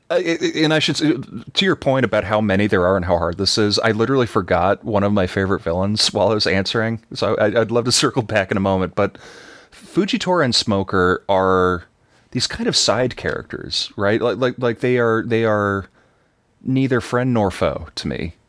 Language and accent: English; Texas, United States; I'm from Texas